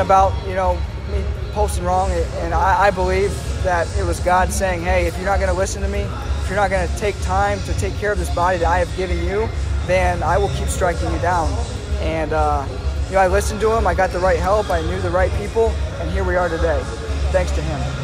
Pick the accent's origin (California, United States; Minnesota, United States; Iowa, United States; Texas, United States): Iowa, United States; moved away as an adult; born and raised in Iowa